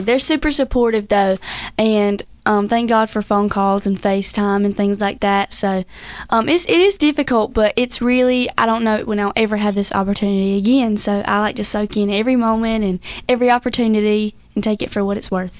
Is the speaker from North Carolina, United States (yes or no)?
yes; Whiteville, North Carolina, United States; how we talk back in Whiteville, North Carolina